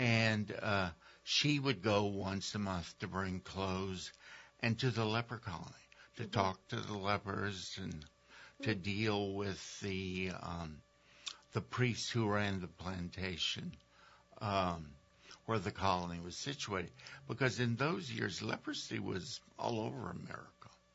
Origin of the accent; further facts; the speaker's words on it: Mamou, Louisiana, United States; moved away; I grew up in Louisiana